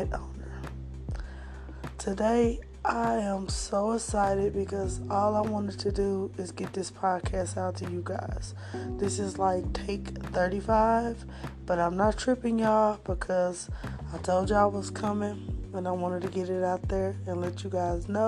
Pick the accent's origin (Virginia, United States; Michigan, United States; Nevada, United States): Michigan, United States; Flint; moved away; I'm originally from Flint, Michigan, and my family came down here for better business opportunities